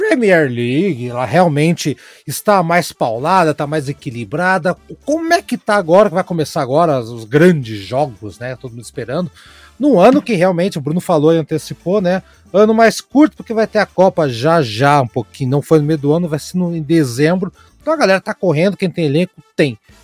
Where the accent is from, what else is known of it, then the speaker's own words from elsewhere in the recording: Londrina, Paraná, Brazil; meu querido Londrina, aqui norte do Paraná, cidade onde eu cresci